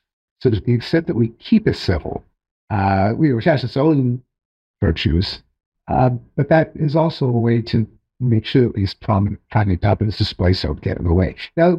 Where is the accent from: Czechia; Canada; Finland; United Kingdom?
Canada; I'm Canadian.